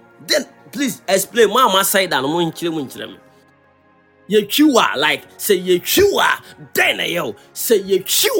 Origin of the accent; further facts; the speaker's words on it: Kumasi, Ashanti, Ghana; I come from Kumasi, and I have a place that we can go.